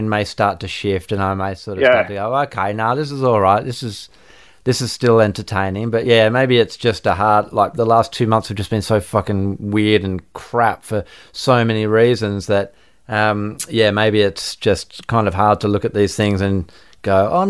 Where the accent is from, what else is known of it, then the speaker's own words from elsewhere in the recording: Australia; living in Australia and growing up in Australia